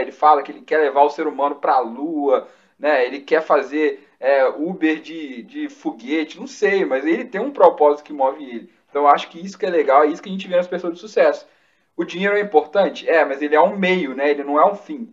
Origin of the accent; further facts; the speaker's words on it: Minas Gerais, Brazil; a gente é mineiro